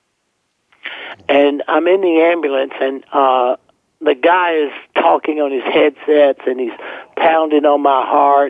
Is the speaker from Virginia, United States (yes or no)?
no; South Carolina, United States; I grew up in South Carolina